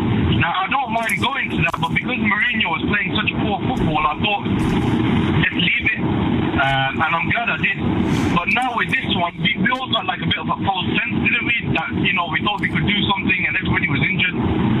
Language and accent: English; Birmingham, West Midlands, United Kingdom; I come from Birmingham